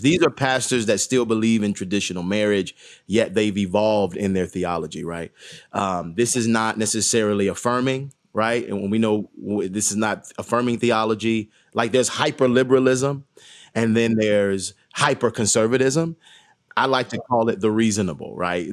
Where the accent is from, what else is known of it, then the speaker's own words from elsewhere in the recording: Atlanta, Georgia, United States; Born and raised in Atlanta, Georgia, um, raised on Auburn Avenue